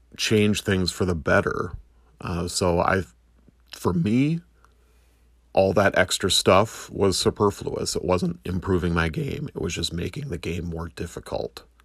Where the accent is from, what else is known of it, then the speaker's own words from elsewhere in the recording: United States; I'm an American